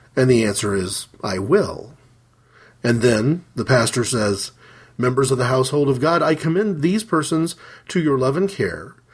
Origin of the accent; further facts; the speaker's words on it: Midwest, United States; we moved to a particular side of the town that we lived in, a major, um, major midwestern city